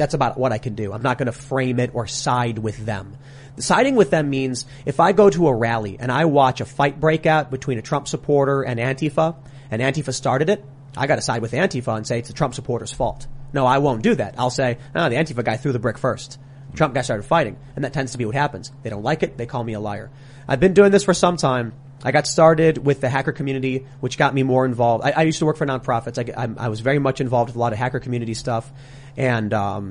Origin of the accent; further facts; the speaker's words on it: Chicago, Illinois, United States; I'm from Chicago. I grew up in a city run by Democrats for 80 years.